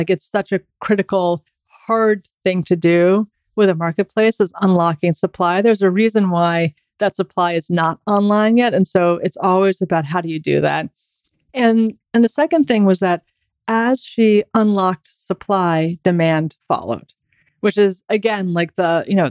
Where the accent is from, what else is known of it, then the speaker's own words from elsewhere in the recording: New York, United States; as a New Yorker